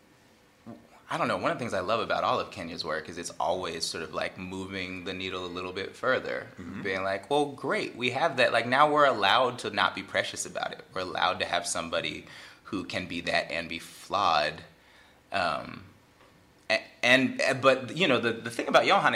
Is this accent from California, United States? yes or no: yes; Bay Area, California, United States; I'm from the Bay Area